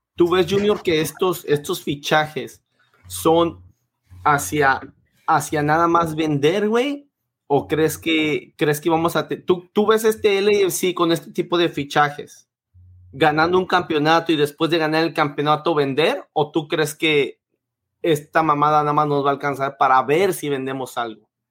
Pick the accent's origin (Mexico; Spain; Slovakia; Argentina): Mexico; yo soy mexicano